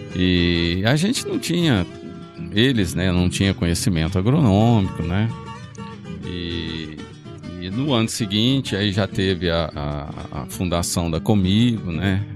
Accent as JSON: {"language": "Portuguese", "town": "Rio Verde", "region": "Goiás", "country": "Brazil", "tie": "born or raised there", "said": "as pessoas me perguntam de onde eu sou, eu falo que eu sou de Rio Verde"}